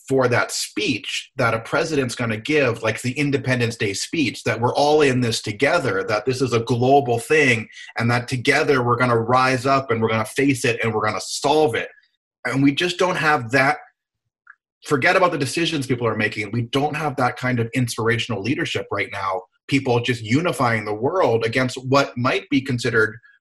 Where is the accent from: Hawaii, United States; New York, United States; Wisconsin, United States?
Hawaii, United States; I'm from Hawaii